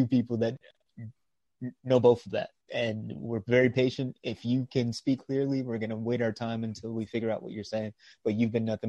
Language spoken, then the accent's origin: English; United States; I'm from the States. So yeah, I'm out in. From all over in the States.